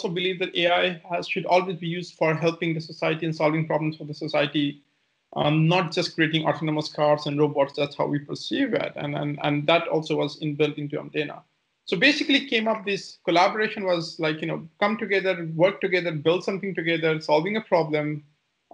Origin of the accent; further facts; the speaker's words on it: India; moved away as an adult; also born or lived in Germany; So originally, I come from India. I left India in 2003, January.